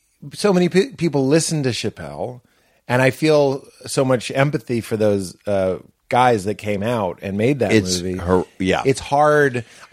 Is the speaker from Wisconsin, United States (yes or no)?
no; Boston, Massachusetts, United States; moved away; I'm from Boston.